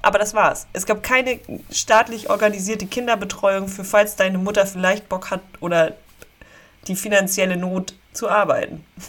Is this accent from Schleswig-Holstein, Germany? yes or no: yes; Dückerswisch, Schleswig-Holstein, Germany; also born or lived in Meldorf; Ich komme okay. auch ursprünglich aus Dückerswisch